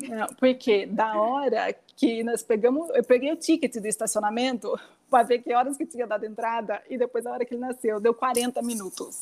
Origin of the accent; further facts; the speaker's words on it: São Pedro, São Paulo, Brazil; moved away as an adult; now in Piracicaba, Brazil; eu nasci em São Pedro, como eu falei para vocês, sempre morei lá, assim uma cidade super pequena